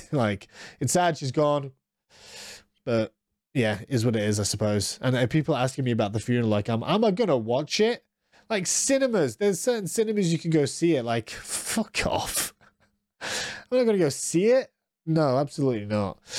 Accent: United States; I'm American

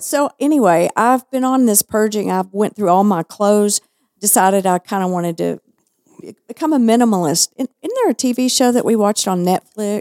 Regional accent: Texas, United States; accent: Texas; also born or lived in Southern California; I was made fun of behind my back. because of my Texas accent

